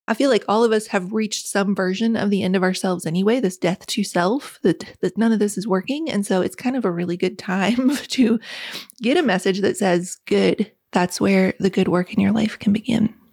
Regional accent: West Virginia, United States; When I was a little girl growing up in West Virginia, the single wide trailer

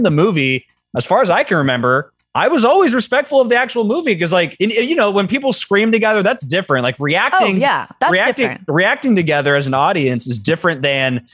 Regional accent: Sacramento, California, United States; my hometown in Sacramento

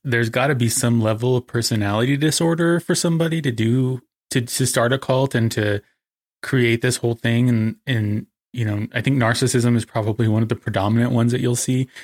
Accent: American Desert Southwest, United States; being an American

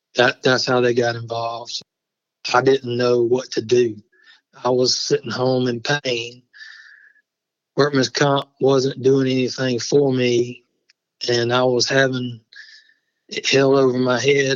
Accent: Barnwell, South Carolina, United States; I grew up in Barnwell, which is where I am now.

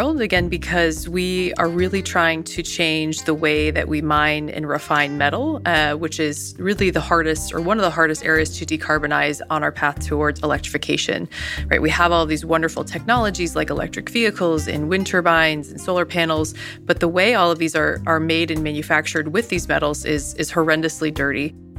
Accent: New York, United States; I think growing up in the Adirondacks, essentially, we were right above, right, the Adirondacks, and hiking every day.

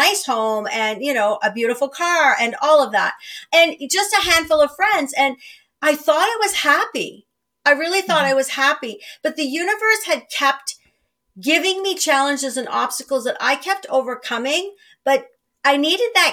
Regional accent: small Northern Ontario town, Canada; moved away as an adult; I moved home to a small Northern Ontario town

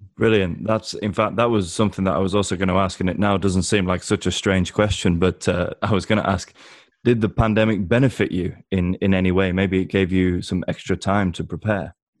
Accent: England, United Kingdom; as an Englishman

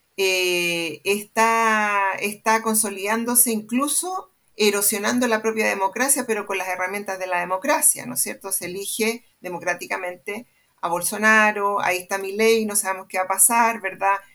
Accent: Santiago, Santiago Metropolitan, Chile; estudié en el Manuel de Salas

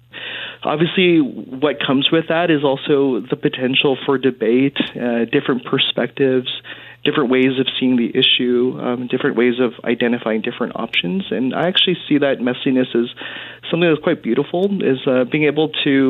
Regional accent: Winnipeg, Manitoba, Canada; moved away as an adult; now in Edmonton, Canada; because I'm from Winnipeg

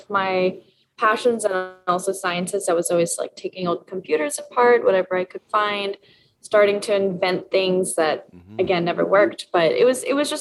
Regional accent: Vancouver Island, BC, British Columbia, Canada; moved away as an adult; now in New York City, United States; I was growing up on Vancouver Island

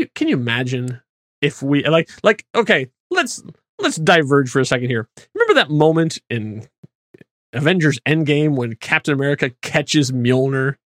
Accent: Indianapolis, Indiana, United States; I grew up in Indianapolis

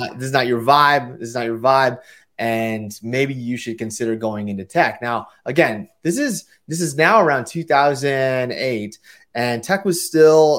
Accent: San Francisco Bay Area, California, United States; also born or lived in Hawaii; I'm from the Bay Area

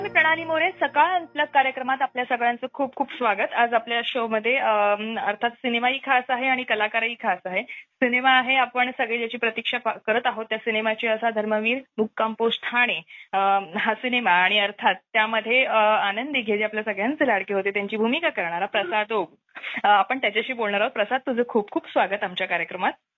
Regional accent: Thane, Maharashtra, India; मी ठाणेकर आहे

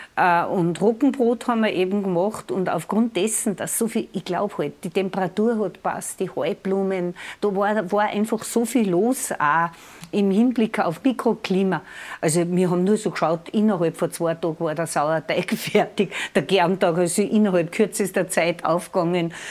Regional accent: Lungau, Salzburg, Austria; bei uns im Lungau ist zu Jakobi braucht, dass man die Leute auf den Almen, die Almleit besucht.

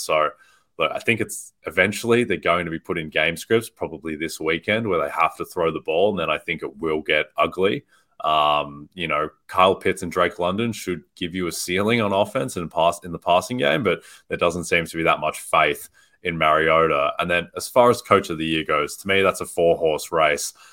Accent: Australia; moved away; I grew up in Australia

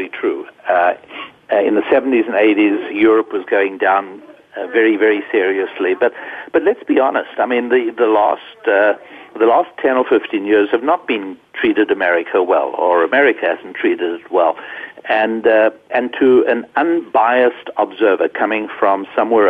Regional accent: Johannesburg, Gauteng, South Africa; also born or lived in London, United Kingdom / Jerusalem; now in United States; I was born on the continent of Africa

